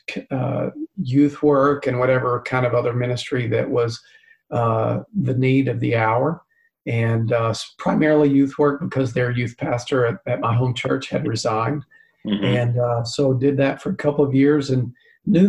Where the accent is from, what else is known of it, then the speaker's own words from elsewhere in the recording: East Tennessee, United States; I grew up in East Tennessee